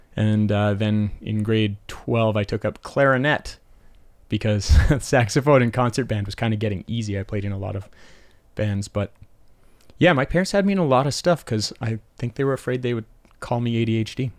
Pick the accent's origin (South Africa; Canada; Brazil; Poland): Canada; Calgary, Alberta; I grew up in Temple in northeast Calgary